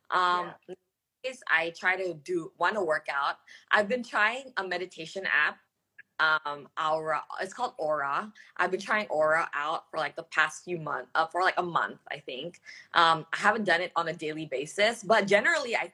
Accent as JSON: {"language": "English", "country": "Singapore", "tie": "born or raised there", "also_born_or_lived": "Australia / United States", "lives_now": "Jakarta, Indonesia", "said": "I grew up overseas. I grew up in Singapore and in Australia, and I went to school in the U.S. And you know, um, Jakarta is the longest city I've lived in, right?"}